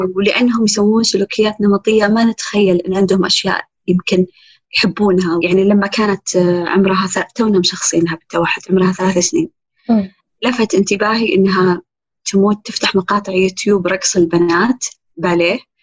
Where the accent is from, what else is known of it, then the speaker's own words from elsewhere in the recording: Saudi Arabia; إحنا سعوديين